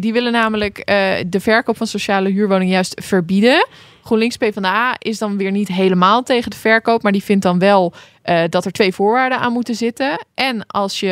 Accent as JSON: {"language": "Dutch", "town": "Hoogeveen", "region": "Drenthe", "country": "Netherlands", "moved": "yes", "lives_now": "Randstad, Netherlands", "said": "ik ben dus ooit uit Hoogveen weggegaan"}